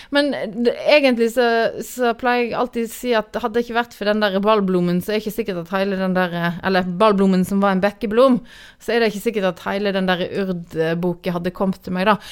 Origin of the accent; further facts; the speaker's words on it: Granvin, Vestland, Norway; moved away as an adult; also born or lived in Oslo; now in Bærum, Norway; jeg kommer fra en liten plass på Vestlandet som heter eh, Granvin, som nå er en del av Voss kommune. Og kommer fra et småbruk der som, eh, som jeg vokste opp på og bodde på fram til 1997.